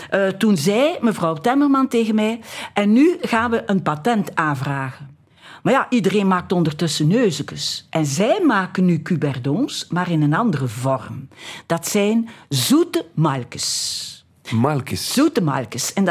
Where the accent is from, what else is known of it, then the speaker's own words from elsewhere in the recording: Flanders, Belgium; Wij hadden een café in de Overpoortstraat. Ja. Wie is wij? Ah, mijn familie dus, hè. Och. Waar ik opgegroeid ben.